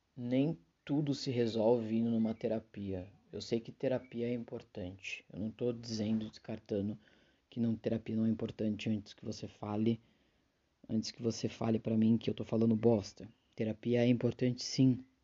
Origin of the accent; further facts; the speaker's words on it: a city in São Paulo, Brazil; eu sou de uma cidade de São Paulo